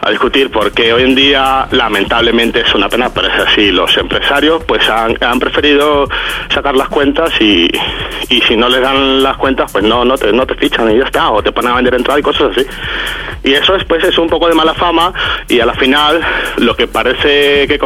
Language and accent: Spanish; Venezuela; moved away as an adult; now in Spain; yo vengo de, Latinoamérica, vengo de Venezuela, tengo viviendo en España casi 15 años